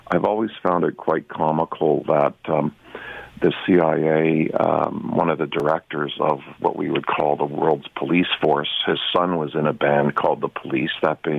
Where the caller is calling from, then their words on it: Mississauga, Ontario, Canada; I'm from Mississauga.